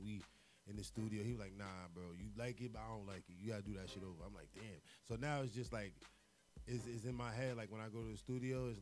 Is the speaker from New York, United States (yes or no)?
yes; New York City, New York, United States; I'm from Queens